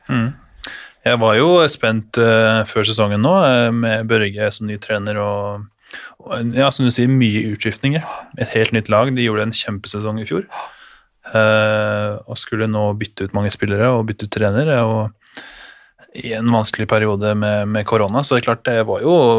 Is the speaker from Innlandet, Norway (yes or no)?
yes; Innlandet, Norway; moved away as an adult; also born or lived in Denmark; now in Germany